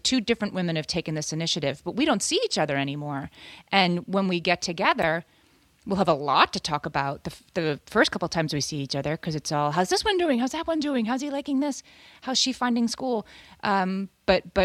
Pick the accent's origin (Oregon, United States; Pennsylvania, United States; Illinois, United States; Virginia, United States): Pennsylvania, United States; Scranton; now in New York City, United States; when I grew up in Scranton